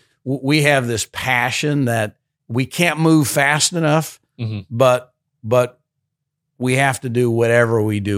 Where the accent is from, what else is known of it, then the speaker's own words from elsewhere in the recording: Chicago, Illinois, United States; I wasn't even from this area. I grew up in South Side of Chicago.